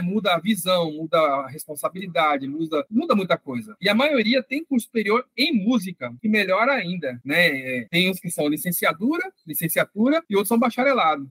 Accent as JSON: {"language": "Portuguese", "region": "São Paulo", "country": "Brazil", "moved": "as an adult", "lives_now": "Recife, Brazil", "said": "a gente que é de São Paulo"}